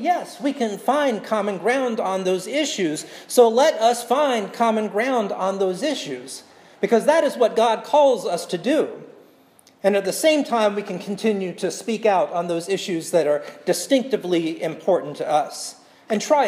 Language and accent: English; South Carolina, United States; now in Portland, United States; my home state of South Carolina